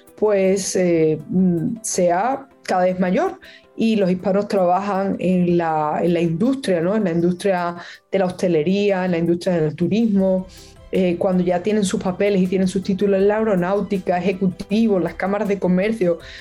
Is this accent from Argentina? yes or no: no; Spain; now in Miami, United States; yo que soy española